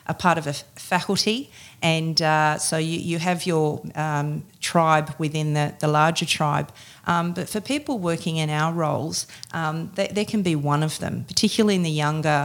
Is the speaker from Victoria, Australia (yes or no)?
no; Sydney, New South Wales, Australia; moved away as an adult; now in Queensland, Australia; I've been living in Queensland now for 6.5 years, and prior to that, I grew up in Sydney.